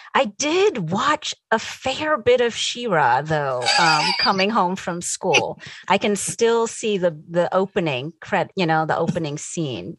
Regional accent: New Jersey, United States; moved away as an adult; also born or lived in Connecticut; now in California, United States; I grew up in New Jersey.

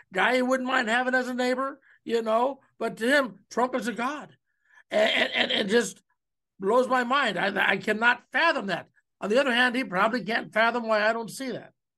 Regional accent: Cleveland, Ohio, United States; now in Omaha, United States; growing up in Cleveland

